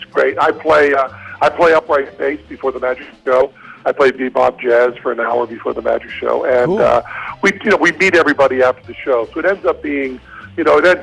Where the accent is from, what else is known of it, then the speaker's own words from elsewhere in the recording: Western Massachusetts, United States; now in Las Vegas, United States; I'm from Western Massachusetts